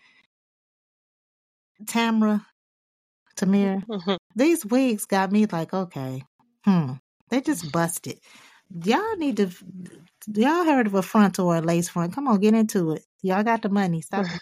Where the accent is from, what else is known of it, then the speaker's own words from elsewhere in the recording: Highland Park, Michigan, United States; I'm from Highland Park